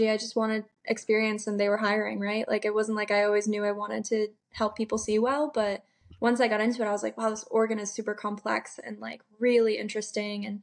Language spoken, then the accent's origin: English; Rhode Island, United States; also born or lived in Burlington, Vermont; Rhode Island.